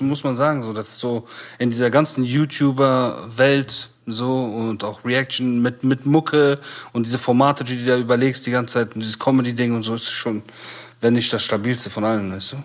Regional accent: Bonn, North Rhine-Westphalia, Germany; wir sind aus Bonn

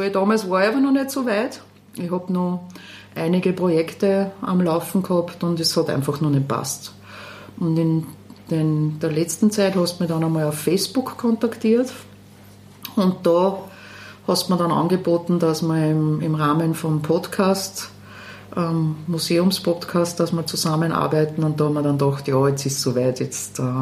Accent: Linz, Upper Austria, Austria; moved away as an adult; also born or lived in Salzburg; bin geboren in Linz und aufgewachsen in Linz, Stahlstadtkind und bin dann nach Salzburg gegangen, habe dort Publizistik und Politikwissenschaft studiert.

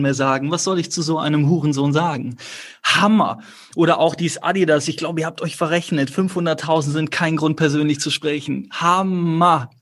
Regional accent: near Cologne-Chorweiler, North Rhine-Westphalia, Germany; bin ja auch nicht in der Hut groß geworden, auch wenn Köln-Korweiler nur fünf Minuten entfernt war

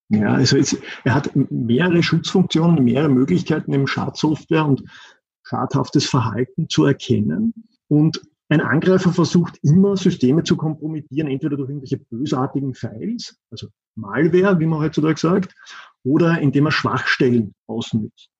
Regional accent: Austria; accent: Austrian; ich sitze in Österreich. deshalb auch mein Akzent

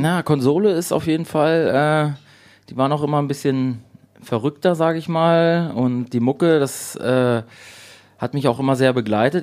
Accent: Gifhorn, Lower Saxony, Germany; moved away as an adult; now in Berlin, Germany; Gifhorn, wo ich herkomme

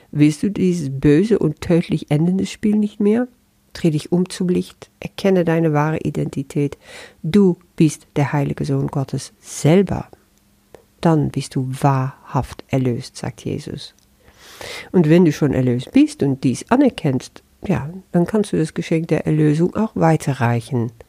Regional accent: Netherlands; first language Dutch; German is a second language; Und als Niederländerin, obwohl das auch nur ein Etikett ist, das sehe ich schon, erfahre ich das dann anders.

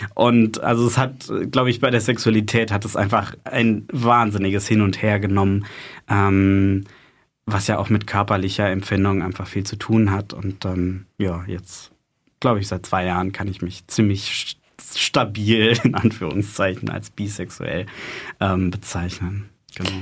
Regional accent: Freiburg, Baden-Württemberg, Germany; now in Heidelberg, Germany; ich bin in Freiburg aufgewachsen, bin für meine Ausbildung zum Krankenpfleger nach Heidelberg gezogen

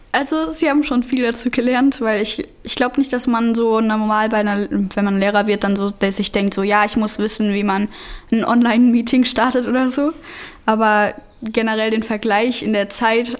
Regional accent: Germany; ich bin Deutsche

